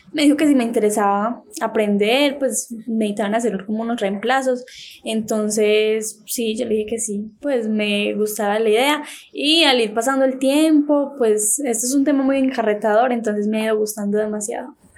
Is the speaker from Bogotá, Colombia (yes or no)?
no; Valdivia, Antioquia, Colombia; De Valdivia, Antioquia